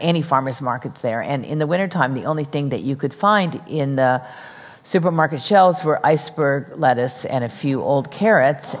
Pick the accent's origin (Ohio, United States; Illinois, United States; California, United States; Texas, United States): California, United States; Los Angeles; also born or lived in New York; I'm from Los Angeles